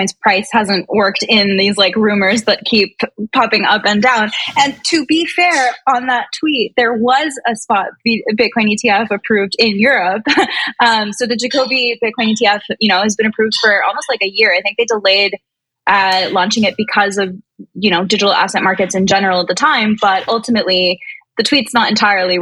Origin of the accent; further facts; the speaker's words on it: Honduras; I'm calling in from Honduras, which, as you know, is where I'm from